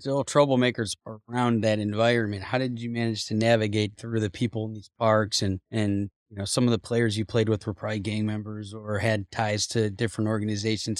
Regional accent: Cleveland, Ohio, United States; I grew up in Cleveland

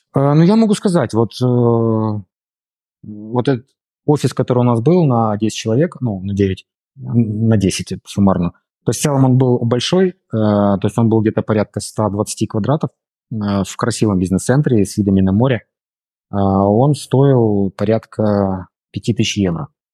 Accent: Brest, Brest Region, Belarus; moved away as an adult; also born or lived in Moscow, Russia; now in Limassol, Cyprus; Я сам из Беларуси, из города Бреста.

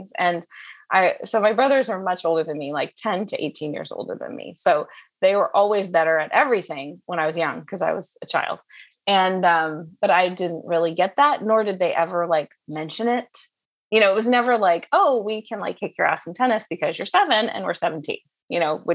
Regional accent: Southern California, United States; I grew up in Southern California.

